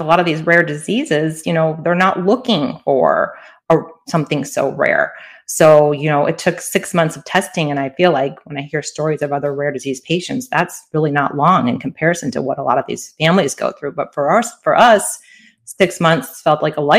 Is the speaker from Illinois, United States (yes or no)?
yes; Chicago, Illinois, United States; now in Southern California, United States; I'm from Chicago originally, but my family and I live in Southern California